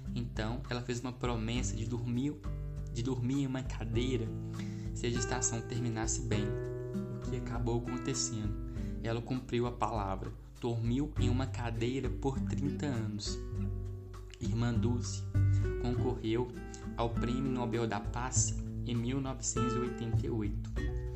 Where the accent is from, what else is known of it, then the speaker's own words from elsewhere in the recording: Itaguara, Minas Gerais, Brazil; sou da cidade de Taguara, paróquia Nossa Senhora das Dores